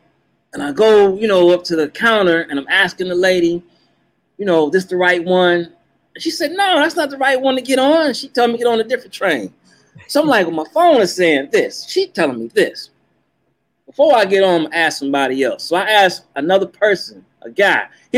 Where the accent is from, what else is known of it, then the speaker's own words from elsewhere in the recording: New York, United States; growing up in New York, you know, obviously grew up there.